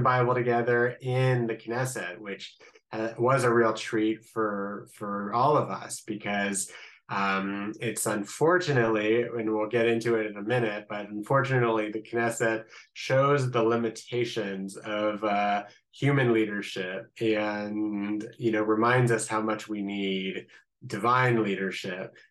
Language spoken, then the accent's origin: English; Columbus, Ohio, United States; accent: Midwestern; moved away as an adult; now in Israel; I'm originally from Columbus, Ohio. This is not an Israeli accent. This is a I guess, a little Midwestern accent